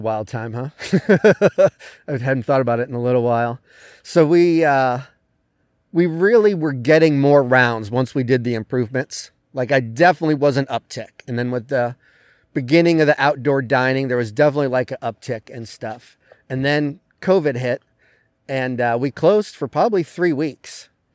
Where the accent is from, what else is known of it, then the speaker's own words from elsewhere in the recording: New England, United States; moved away; I grew up in New England